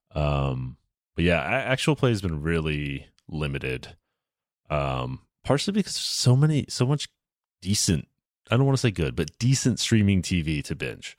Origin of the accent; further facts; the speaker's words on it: the South, United States; moved away; I grew up in the South